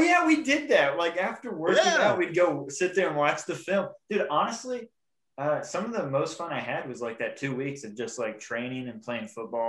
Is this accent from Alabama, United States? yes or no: yes; Huntsville, Alabama, United States; my hometown of Huntsville, Alabama.